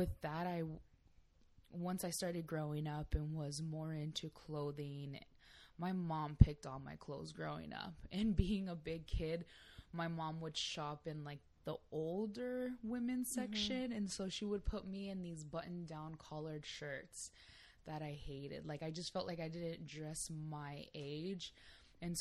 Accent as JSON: {"language": "English", "town": "San Diego", "region": "California", "country": "United States", "tie": "born or raised there", "said": "I'm born and raised in San Diego, California"}